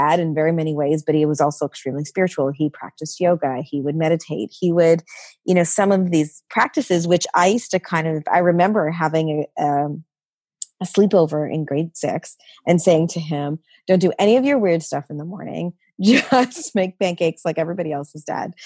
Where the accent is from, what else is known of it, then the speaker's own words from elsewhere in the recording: Canada; I'm the child of parents from India, you know, born and raised in Canada